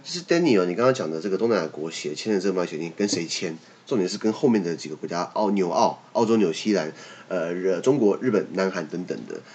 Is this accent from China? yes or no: no; Taiwan; 我们台湾这边